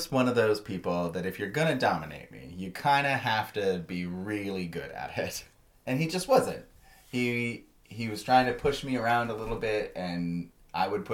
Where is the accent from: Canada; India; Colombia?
Canada; I'm a Canadian